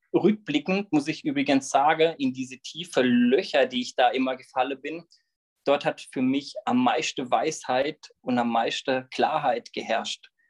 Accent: Löffingen, Baden-Württemberg, Germany; Genauer gesagt komme ich aus Löffingen, bin dort ähm, aufgewachsen, lebe dort immer noch

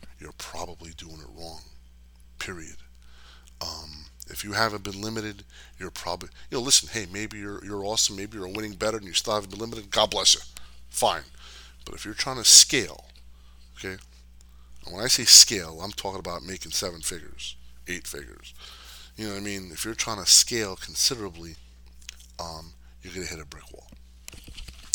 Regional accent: New Jersey, United States; I grew up in Jersey

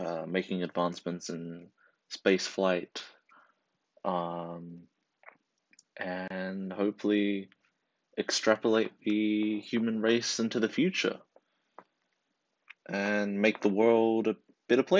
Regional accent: New Zealand; I'm from New Zealand, and right now, I'm in high school, what we call college

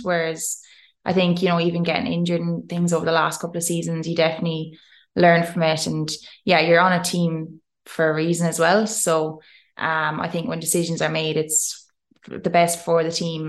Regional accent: Tipperary, Munster, Ireland; moved away as an adult; I'm this Irish girl

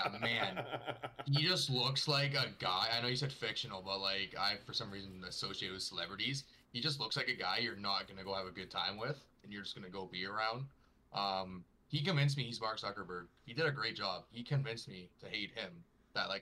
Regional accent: Toronto, Ontario, Canada; I am Ontario-based. If we're going to specifics, Toronto

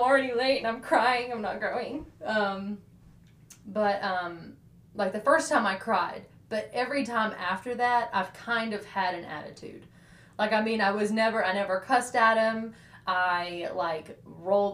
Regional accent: Decatur, Alabama, United States; I'm from Decatur

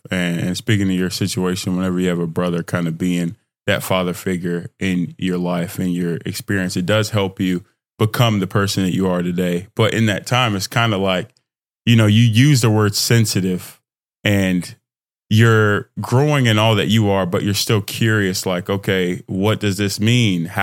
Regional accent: Nigeria; moved away; In my experience, twin, I'm Nigerian immigrant. So in the house, I'll have that real love, that real connection, finding myself in that environment.

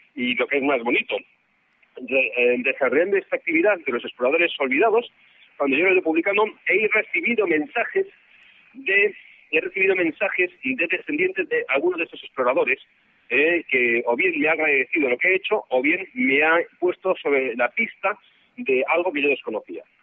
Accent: Spain; soy español

